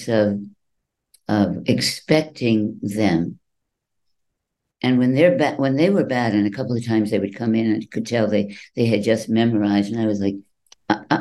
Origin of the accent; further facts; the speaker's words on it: New England, United States; moved away; also born or lived in New York; I grew up in New England